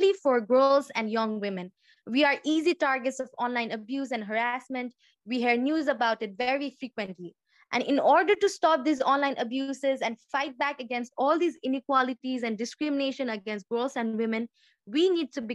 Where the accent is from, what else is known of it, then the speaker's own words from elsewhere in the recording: Nepal; from Nepal.